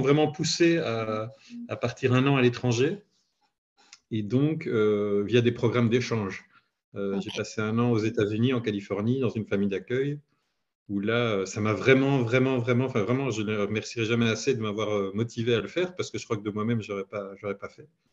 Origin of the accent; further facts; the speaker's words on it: Belgium; j'habite en Belgique, je suis belge